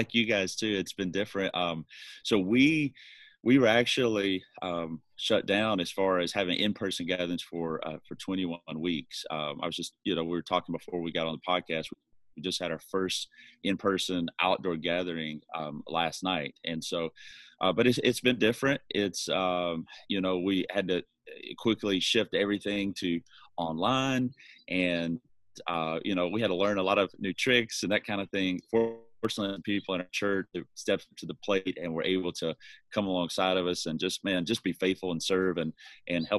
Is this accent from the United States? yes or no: yes; Alabama, United States; accent: Southern; moved away as an adult; also born or lived in North Carolina / New Bern, North Carolina; now in Irvine, United States; I'm from Alabama originally, grew up in rural Alabama